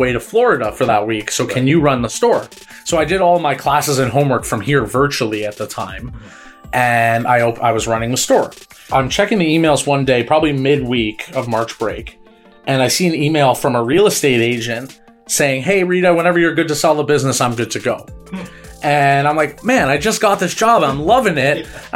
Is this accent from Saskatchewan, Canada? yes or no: no; Markham, Ontario, Canada; also born or lived in Toronto / Bradford; I'm originally from Markham.